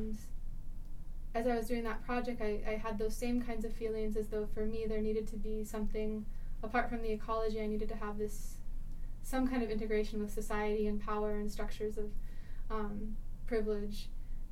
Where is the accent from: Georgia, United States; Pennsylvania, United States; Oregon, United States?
Oregon, United States; now in Idaho, United States; I'm originally from Oregon, and I'm now a postdoc at Idaho State University